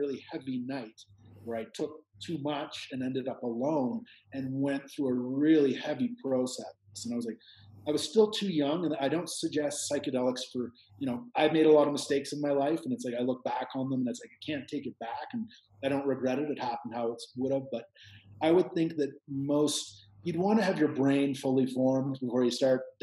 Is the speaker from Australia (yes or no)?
no; Canada; moved away as an adult; now in Peru; I'm Canadian